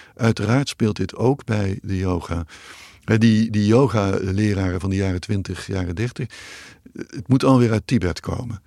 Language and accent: Dutch; Netherlands; ik ben in Nederland nog opgegroeid